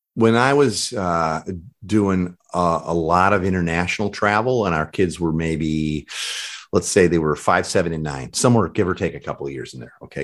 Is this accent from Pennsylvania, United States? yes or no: no; Chicago, Illinois, United States; I'm from Chicago